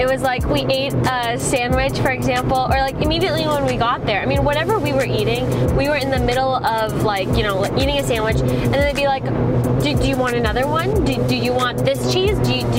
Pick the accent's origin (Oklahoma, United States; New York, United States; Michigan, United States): Oklahoma, United States; Norman; Okay. Yeah, so we came from Norman, Oklahoma.